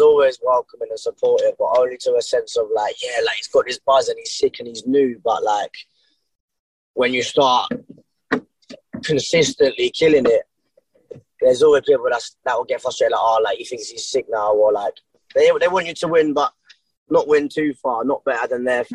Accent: Brighton, South East England, United Kingdom; born or raised there

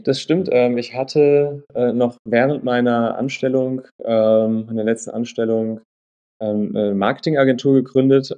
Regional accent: Untertaunus, Hesse, Germany; also born or lived in Wiesbaden; ich bin äh, in Hessen äh, groß geworden, Wiesbaden geboren, mhm. in Untertaunus groß geworden, äh, eine kleine Stadt namens Eckstein

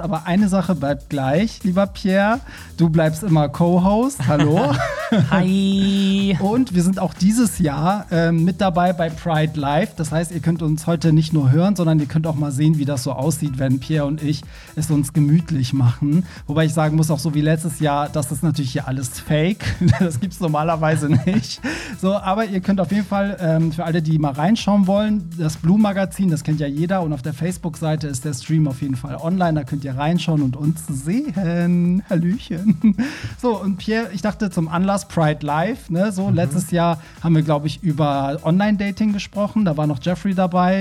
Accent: Germany; wir Deutschen

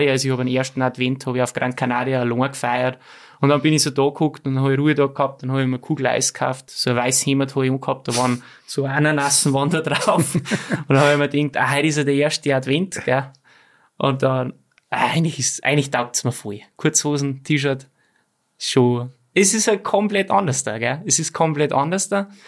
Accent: Ramsau, Bavaria, Germany; now in Austria; bei uns in Ramsau haben wir ja fünf Monate Winter, gell.

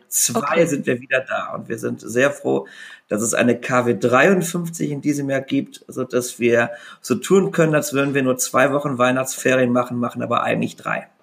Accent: Rhineland, Germany; ich als Rheinländer natürlich auch katholisch bin

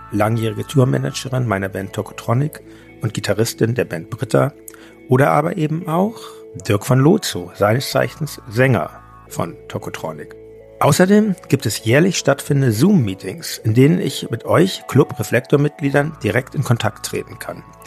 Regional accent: Hamburg, Germany; now in Berlin, Germany; meiner alten Heimat Hamburg

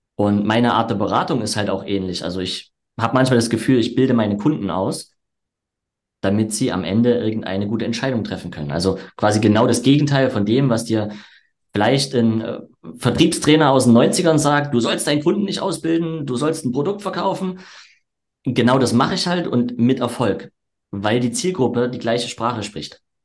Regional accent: Erzgebirge, Saxony, Germany; moved away as an adult; now in Leipzig, Germany; die Außendienstausbildung war dann im Erzgebirge, wo ich herkomme

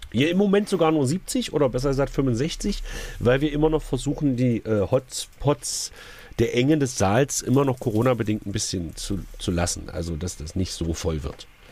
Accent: Magdeburg, Saxony-Anhalt, Germany; als Magdeburger

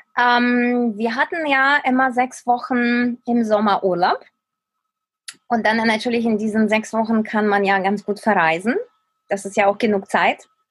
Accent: Ukraine; moved away as an adult; also born or lived in Kyiv; now in Germany; in der Ukraine, da wo ich aufgewachsen bin

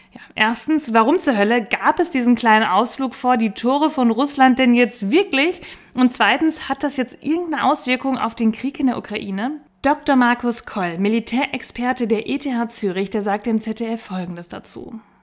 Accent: Bielefeld, North Rhine-Westphalia, Germany; bei uns in Bielefeld

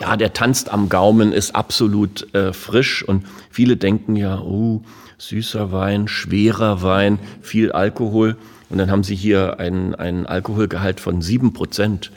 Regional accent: Berlin, Germany; als Berliner Ferienkind

